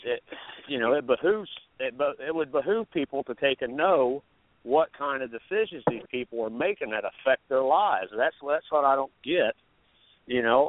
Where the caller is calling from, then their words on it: Iowa, United States; I'm calling from Iowa